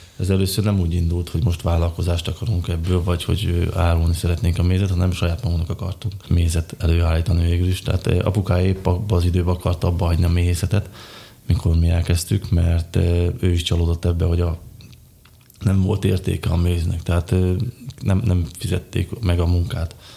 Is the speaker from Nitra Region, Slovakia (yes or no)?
no; Malý Kamenec, Košice Region, Slovakia; Kiskövesen születtem szintén, ahogy Eszter is